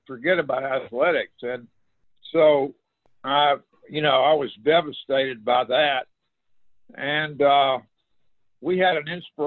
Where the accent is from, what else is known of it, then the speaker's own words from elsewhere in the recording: Shreveport, Louisiana, United States; also born or lived in New Orleans, Louisiana; we moved to Shreveport when I was about 3 years old.